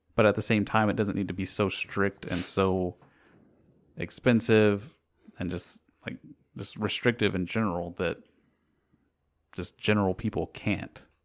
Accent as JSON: {"language": "English", "country": "United States"}